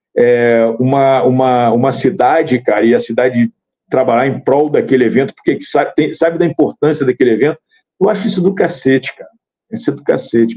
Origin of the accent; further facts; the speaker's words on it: Rio de Janeiro, Brazil; eu sou do Estado